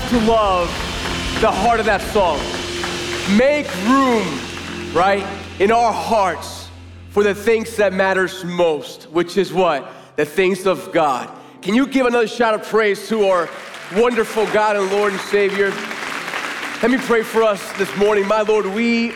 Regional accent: Puerto Rico; moved away; one of my earliest memories growing up, I've told you before, growing up in Puerto Rico, was going to the marina with my grandfather

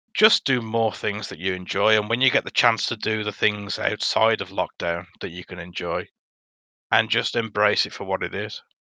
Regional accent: Dudley, West Midlands, United Kingdom; accent: Black Country

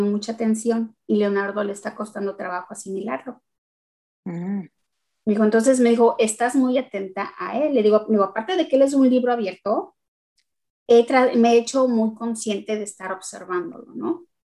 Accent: Mexico; moved away as an adult; also born or lived in Tennessee, United States; now in Dallas, United States; Yo soy mexicana, vivo en Estados Unidos desde hace 14 años.

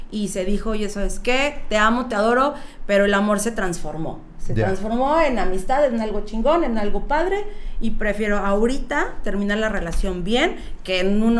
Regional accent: Mexico City, Mexico; moved away as an adult; now in Monterrey, Mexico; De la Ciudad de ah. México, ah, de Chilangolandia.

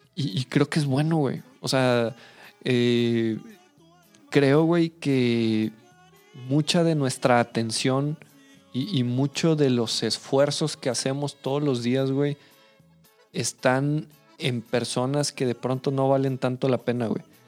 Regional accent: Mexico City, Mexico; now in Saltillo, Mexico; yo soy de familia chilanga, güey. Eh, nací en Ciudad de México

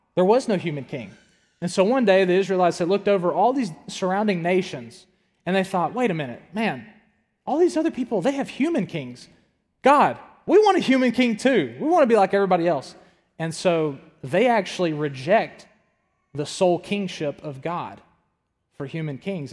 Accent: the South, United States; also born or lived in Tuscaloosa, Alabama; I grew up in the South.

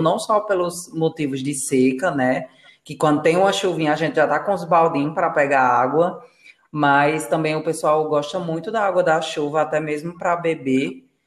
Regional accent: Rio Grande do Norte, Brazil; now in Paraíba, Brazil; no estado que eu nasci, que é no Rio Grande do Norte. Aqui na Paraíba eu já sinto uma leve diferença.

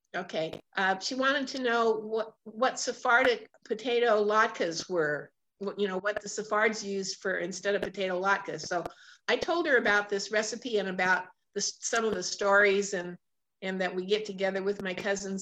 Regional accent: Portland, United States; I was born and raised in Portland

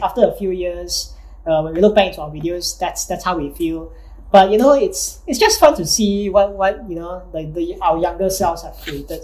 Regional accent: Malaysia; being a Malaysian

